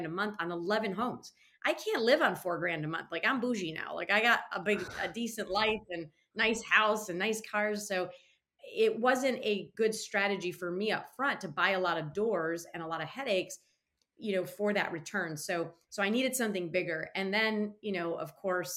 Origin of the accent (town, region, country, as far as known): Michigan, United States; born or raised there; moved away as an adult; now in North Carolina, United States